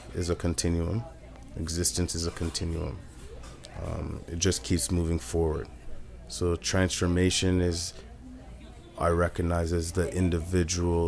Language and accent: English; Richmond Hill, Ontario, Canada; I grew up in Richmond Hill.